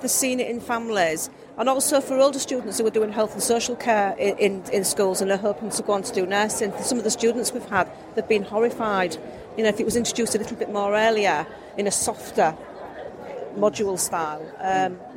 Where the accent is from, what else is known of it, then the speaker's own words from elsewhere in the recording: England, United Kingdom; we're English.